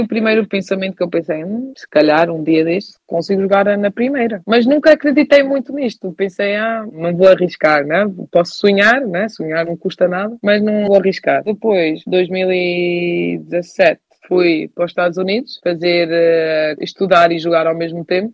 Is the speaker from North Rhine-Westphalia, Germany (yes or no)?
no; Hamburg, Germany; moved away; Eu nasci na Alemanha, mas eu sou portuguesa.